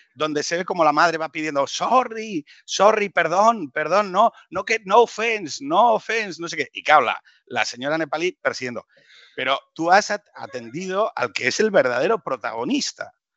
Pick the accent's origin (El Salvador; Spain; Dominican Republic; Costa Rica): Spain; Gijón, Asturias; los dos somos de Gijón